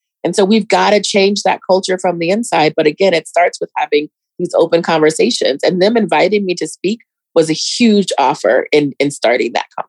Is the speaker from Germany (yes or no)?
yes; Germany; born there; also born or lived in Colorado Springs, United States; But I was born in Germany. My mom was an officer in the army, and she was a single mom. And then I eventually came to Colorado after traveling a lot of different places. She was an OBGYN. We traveled a lot. Eventually came to Colorado Springs.